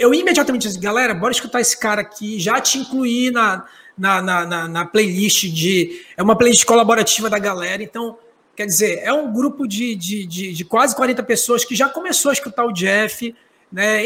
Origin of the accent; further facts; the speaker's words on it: Pará, Brazil; now in Manaus, Brazil; Eu sou paraense